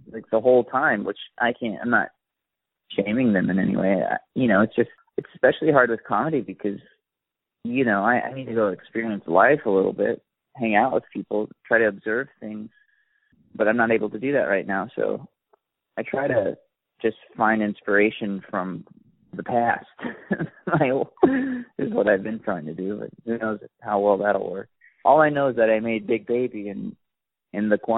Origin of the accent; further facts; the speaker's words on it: Gulf Shores, Alabama, United States; moved away; where I grew up, at least in Gulf Shores